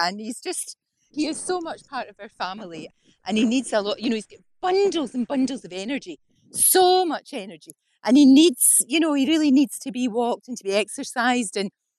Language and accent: English; Glasgow, Scotland, United Kingdom; moved away as an adult; now in England; I grew up in the Gorbals, actually. So we had a wee one, now it'd be called a bijou studio flat, but it was actually called a single end. It was just one room for me and my mum and dad.